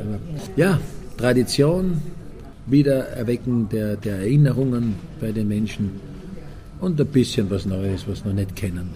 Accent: Austria; moved away; also born or lived in Switzerland; als Österreicher

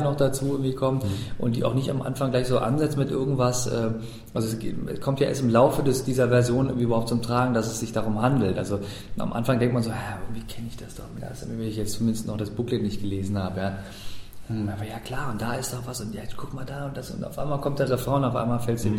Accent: Germany; als Deutscher

